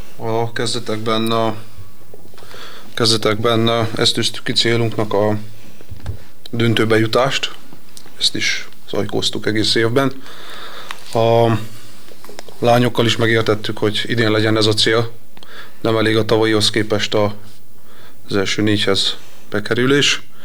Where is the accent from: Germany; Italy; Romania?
Romania; Miercurea Ciuc, Harghita County; moved away as an adult; now in Veszprém, Hungary; Én a Csíkszaradába nevelkedtem